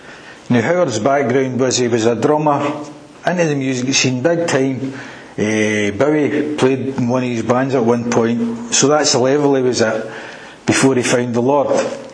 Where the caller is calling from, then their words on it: Airdrie, Scotland, United Kingdom; I'm calling you for a stay in Airdrie. Yeah, you know, it's between Glasgow and Edinburgh, you wouldn't know it.